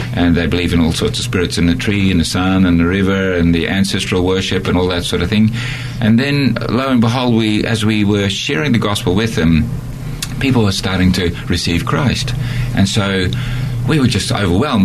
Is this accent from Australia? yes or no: yes; Australia; moved away; also born or lived in Netherlands / Borneo; I'm an Australian and um, I lived in Holland for 10 years and then went back to Australia